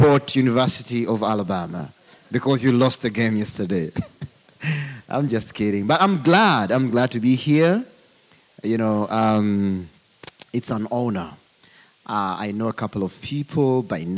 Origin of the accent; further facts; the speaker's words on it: Uganda; accent: African; I come from Uganda